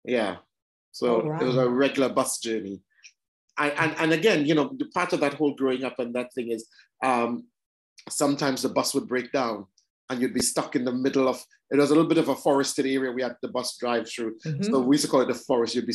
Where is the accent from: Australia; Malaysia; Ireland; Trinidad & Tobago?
Trinidad & Tobago; now in London, United Kingdom; I was born and brought up in Trinidad. Trinidad and Tobago, this tiny little island, or twin island in the Caribbean.